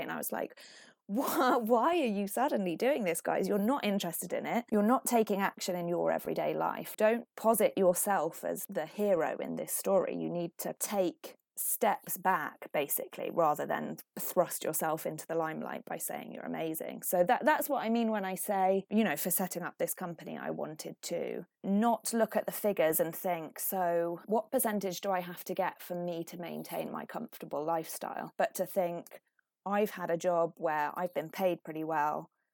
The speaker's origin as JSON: {"language": "English", "country": "Finland", "tie": "born or raised there", "moved": "yes", "lives_now": "United Kingdom", "said": "I was brought up in Finland, which is, you know, not only white, but like very white."}